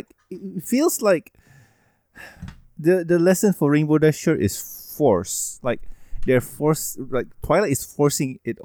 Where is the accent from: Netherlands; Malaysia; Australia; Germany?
Malaysia; English is a second language; I'm Malaysian